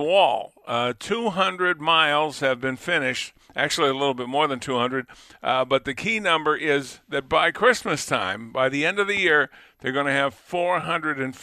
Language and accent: English; Lunenburg, Massachusetts, United States; moved away; I was born and raised in Lunenburg